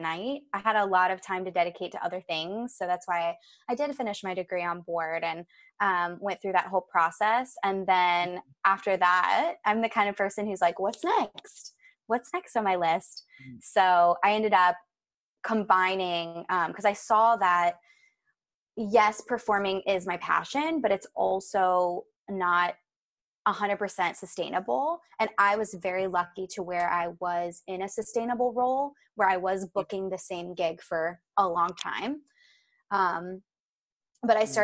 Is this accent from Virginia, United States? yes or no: yes; Virginia, United States; moved away as an adult; also born or lived in New York City, United States; I'm actually from Virginia. I grew up there.